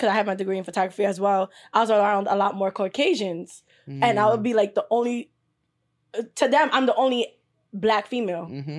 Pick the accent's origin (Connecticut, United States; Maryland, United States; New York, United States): New York, United States; New York City; I grew up in the hood. I grew up in Flatbush. I lived in Brownsville. I lived in the East. I wasn't around a lot of Nigerians.